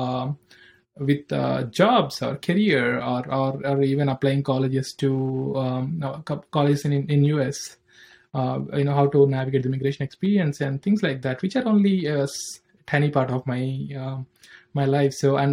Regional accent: Andhra Pradesh, India; moved away; also born or lived in Hyderabad, Telangana / United States; I'm from India. I'm born in a village in the Andhra Pradesh.

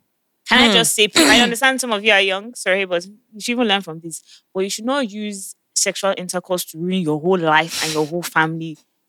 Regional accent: Lagos, Nigeria; if you're from Lagos, like some of us

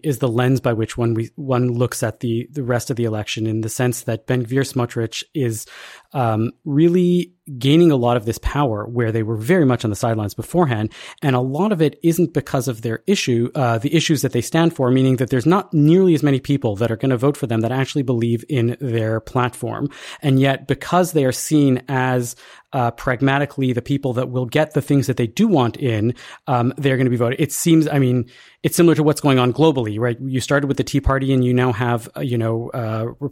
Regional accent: Canada; as a Canadian Jew

